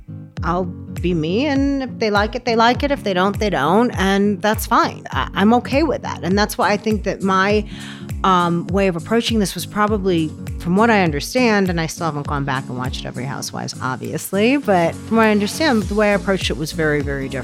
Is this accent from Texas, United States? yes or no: no; Chicago, Illinois, United States; now in Park City, United States; So I grew up in Chicago, downtown on Oak Street and Lakeshore Drive in the heart of the city. And it was different. Like I moved to Park City, it was the first time I had lived outside of a city. I'd never lived in a suburb.